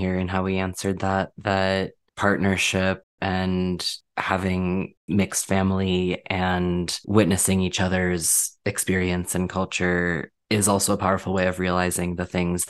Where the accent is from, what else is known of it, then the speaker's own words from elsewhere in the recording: Minnesota, United States; moved away; So I grew up in Minnesota